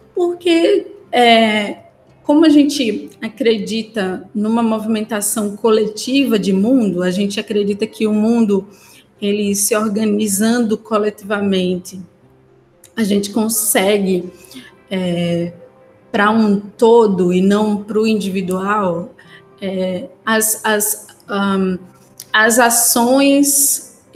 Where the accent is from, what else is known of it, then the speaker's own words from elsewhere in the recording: Pernambuco, Brazil; moved away as an adult; now in Salvador, Brazil; eu sou pernambucana, né? Trabalho e moro em Salvador, mas eu sou pernambucana